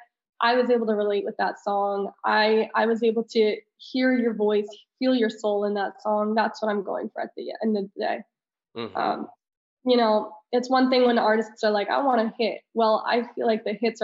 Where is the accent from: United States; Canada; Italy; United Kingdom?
Italy; moved away; I'm very international. I grew up in Italy